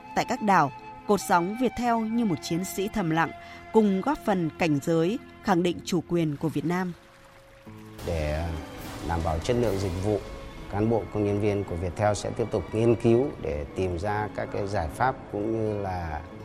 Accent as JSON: {"language": "Vietnamese", "country": "Vietnam", "said": "mình, mình là người Việt Nam"}